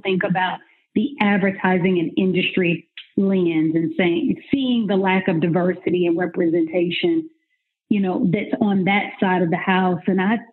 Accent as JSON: {"language": "English", "town": "Atlanta", "region": "Georgia", "country": "United States", "tie": "born or raised there", "also_born_or_lived": "Nashville", "said": "I am born and raised in Atlanta. I'm from old Atlanta"}